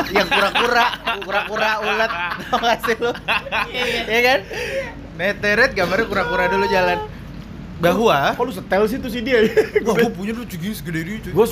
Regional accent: Jakarta, Indonesia; kalau gue kan sebagai orang Jakarta yang kuliah di Bandung hampir lima tahun jadi lumayan lah jalan-jalan.

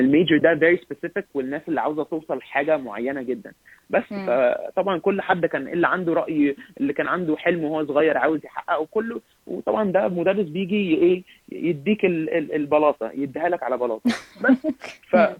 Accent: Egypt; now in Canada; احنا كمصريين

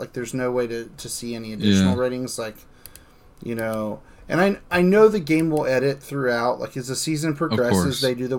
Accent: Cincinnati, Ohio, United States; we're from Cincinnati

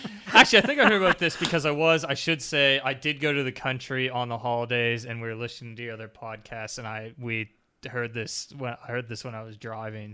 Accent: Canada; now in Australia; Growing up in Canada

